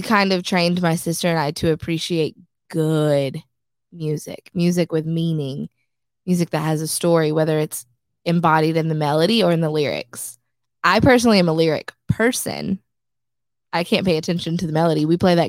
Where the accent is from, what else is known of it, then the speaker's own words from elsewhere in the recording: Nashville, Tennessee, United States; moved away; It was a very diverse environment growing up in Antioch, in technically, is where I grew up